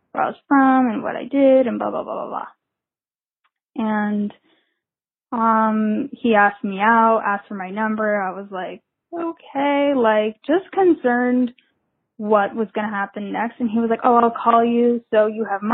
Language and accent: English; New Jersey, United States; moved away as an adult; now in Brooklyn, United States; I am living in Brooklyn. I go to work in Manhattan. I'm a graphic designer. And I'm from New Jersey